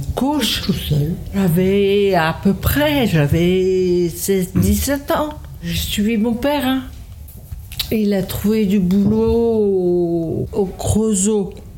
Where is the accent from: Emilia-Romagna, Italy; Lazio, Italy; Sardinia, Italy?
Sardinia, Italy; French is a second language; also born or lived in Rome / Lorraine; now in Montreuil, France; je suis née en Sardaigne, à Oussana